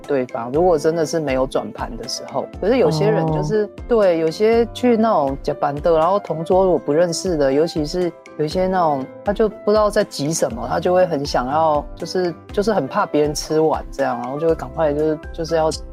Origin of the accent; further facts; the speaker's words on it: Taiwan; 我们台湾人在吃面啊，我嗯。妈就真的是教我说，真的是要用筷子夹面，然后要放在汤匙里面吃进去